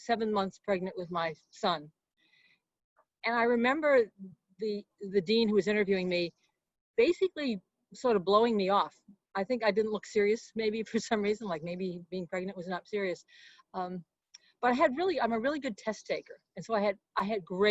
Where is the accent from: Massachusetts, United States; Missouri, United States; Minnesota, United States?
Massachusetts, United States; Boston; moved away as an adult; also born or lived in East Chicago, Indiana; now in California, United States; settled in the Boston area, outside Boston. That's really where I grew